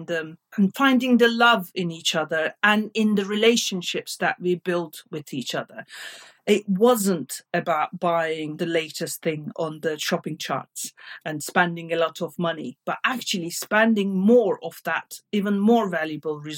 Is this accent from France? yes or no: no; Turkey; moved away; when I was growing up in Turkey